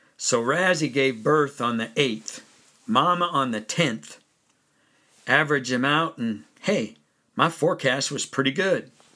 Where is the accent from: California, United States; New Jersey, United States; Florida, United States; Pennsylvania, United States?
California, United States; moved away as an adult; also born or lived in Germany; I'm an American born in California.